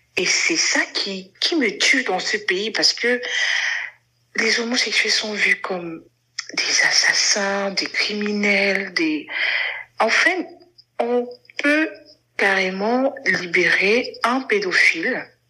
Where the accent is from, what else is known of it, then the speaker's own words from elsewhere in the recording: Cameroon; je suis camerounaise